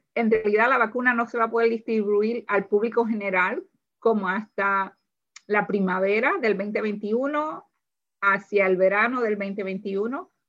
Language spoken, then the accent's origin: Spanish; Puerto Rico; moved away as an adult; now in Howard County, Maryland, United States; yo soy de Puerto Rico